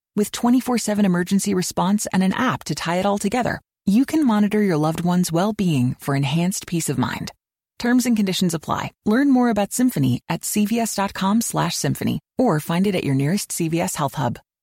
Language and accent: English; Montgomery County, Maryland, United States; I am originally from Montgomery County, Maryland